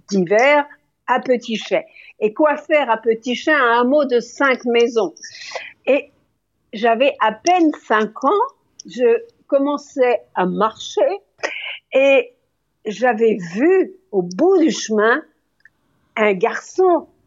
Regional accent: Lyon, Auvergne-Rhône-Alpes, France; born there; moi, je suis née à Lyon dans le train

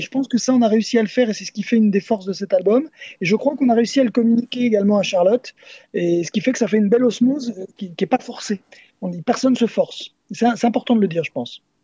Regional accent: Nantes, Pays de la Loire, France; moi, je suis originaire de Nantes

